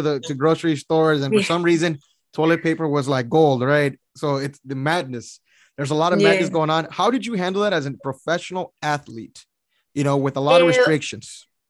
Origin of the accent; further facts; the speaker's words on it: San Antonio, Texas, United States; I'm from San Antonio here.